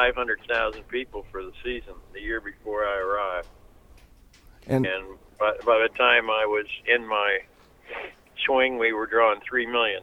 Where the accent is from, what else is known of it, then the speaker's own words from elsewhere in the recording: Cincinnati, Ohio, United States; moved away as an adult; now in Philadelphia, United States; I grew up in Cincinnati where they always sold out.